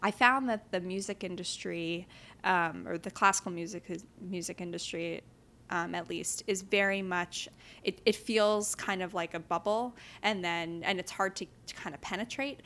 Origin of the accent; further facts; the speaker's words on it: New York City, New York, United States; I grew up in New York City